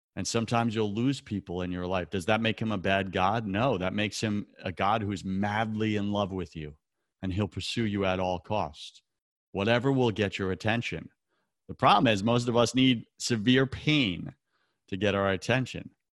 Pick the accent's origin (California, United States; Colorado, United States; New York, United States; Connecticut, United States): New York, United States; New York City; New York City. That's my hometown